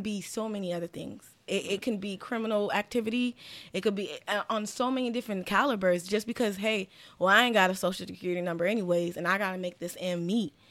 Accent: Miami, Florida, United States; growing up in Miami

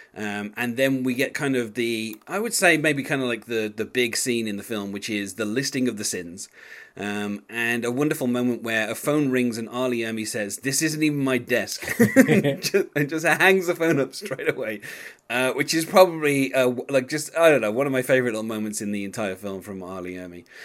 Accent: England, United Kingdom; as an Englishman

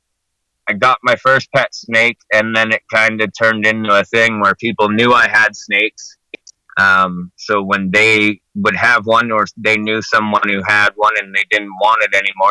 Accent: Canada; I'm from Canada

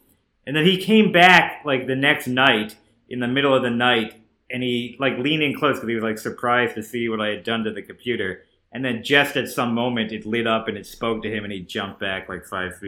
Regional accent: New Jersey, United States; I grew up in New Jersey. I used to go to the Bridgewater Mall, Short Hills Mall.

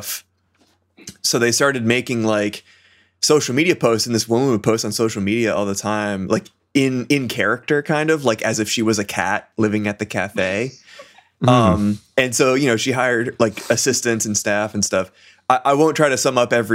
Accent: Massachusetts, United States; I'm from Massachusetts

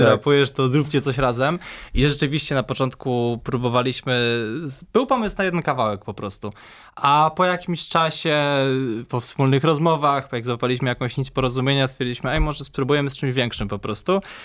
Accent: Poznań, Greater Poland, Poland; ja jestem z Poznania, urodziłem się, mieszkam w Poznaniu od już 22 lat

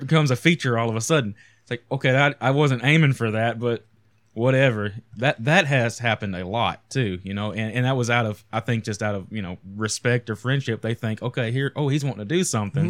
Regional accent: United States; a American poor kid growing up

